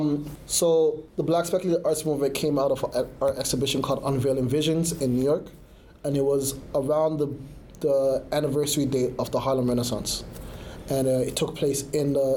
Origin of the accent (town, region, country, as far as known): Canada